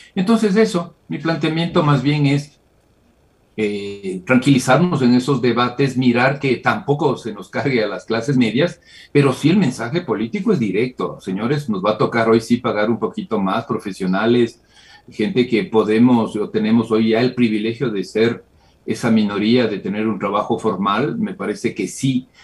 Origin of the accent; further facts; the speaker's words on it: Ecuador; Como ecuatoriano.